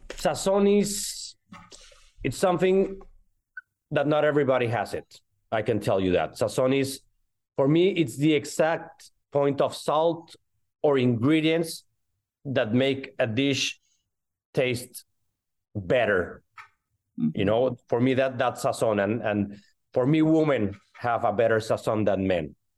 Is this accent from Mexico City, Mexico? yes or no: yes; Mexico City, Mexico; moved away as an adult; also born or lived in Miami / Barcelona; now in Atlanta, United States; I was born in Mexico City and raised in Mexico City